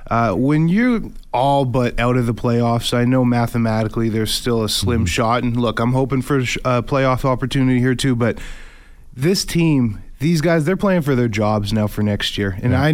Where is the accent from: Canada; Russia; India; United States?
Canada; Just being a Canadian kid growing up with the awareness of the CFL